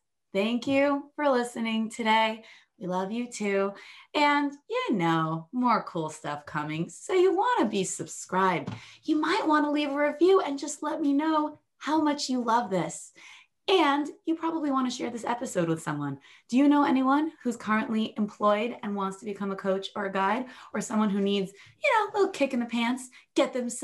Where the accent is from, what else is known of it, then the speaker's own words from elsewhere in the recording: United States; as an American